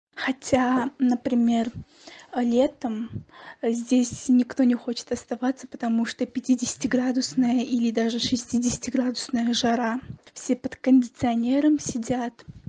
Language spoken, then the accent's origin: Russian; Tashkent, Uzbekistan; я из Ташкента